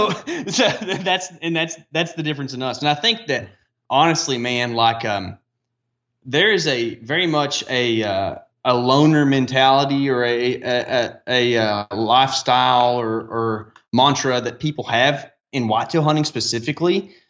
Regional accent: the South, United States; But it's just funny as a Southerner, like it sticks out.

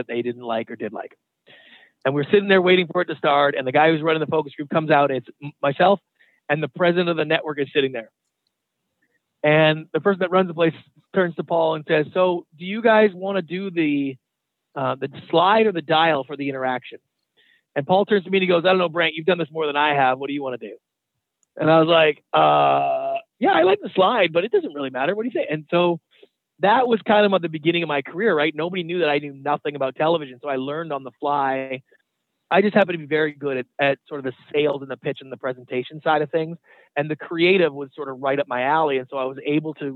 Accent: Canada; moved away as an adult; now in United States; I was born and raised in Canada. I moved down to the United States about 20 years ago.

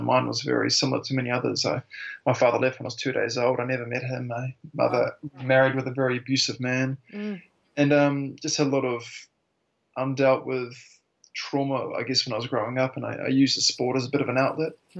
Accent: Auckland, New Zealand; moved away as an adult; also born or lived in Tauranga; now in Wanaka, New Zealand; originally from Auckland. I was born in Tauranga, but moved to Auckland when I was relatively young with my mother. Grew up there

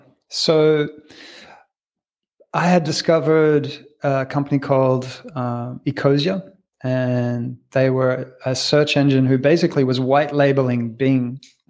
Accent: Australia; also born or lived in Canada; I was born in Canada to French-Italian parents, raised in Australia

